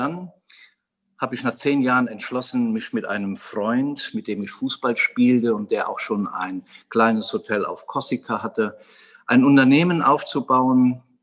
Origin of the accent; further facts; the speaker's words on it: Westerwald, Germany; Und das Ganze begann eigentlich in meiner Heimat im Westerwald. Ich bin dort wohlbehütet aufgewachsen